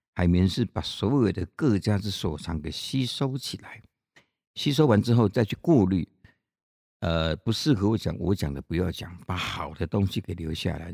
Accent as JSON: {"language": "Chinese", "town": "Chiayi", "country": "Taiwan", "said": "我来自哪里啊？我来自嘉义啊"}